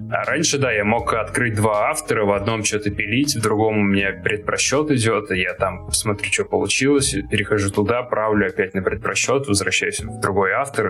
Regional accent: Tolyatti, Samara Oblast, Russia; moved away as an adult; also born or lived in Moscow / New York; Я из Тольятти

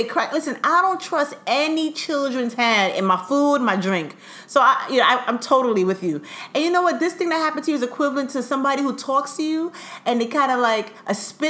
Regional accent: Brooklyn, New York, United States; born in Brooklyn, Kings County.

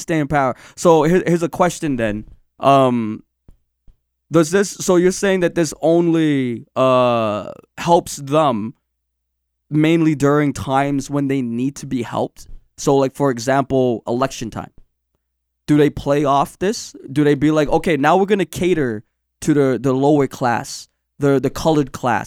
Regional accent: Canada; we're Canadian.

